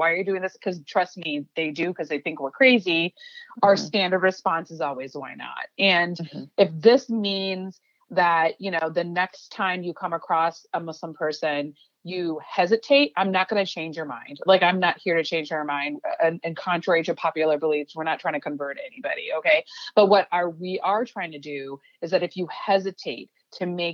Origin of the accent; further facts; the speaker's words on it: Chicago, Illinois, United States; first language Urdu; English is a second language; I was born and raised in Chicago